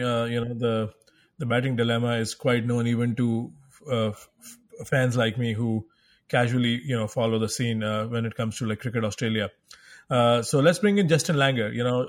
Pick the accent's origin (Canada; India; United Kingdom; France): India; when I was a little boy growing up in India